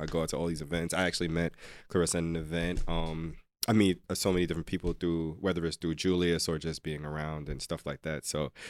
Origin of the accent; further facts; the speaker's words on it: Jamaica; I'm definitely Jamaican.